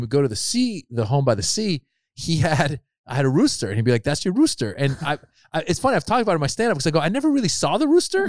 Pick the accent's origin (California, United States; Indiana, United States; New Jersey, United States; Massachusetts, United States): California, United States; Marin, Northern; also born or lived in Iran; I grew up in Marin. Again, very privileged, like, upbringing